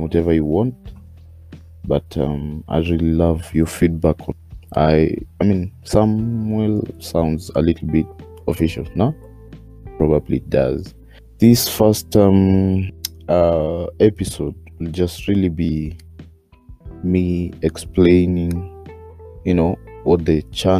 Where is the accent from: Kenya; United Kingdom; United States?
Kenya; I'm Kenyan, very much Kenyan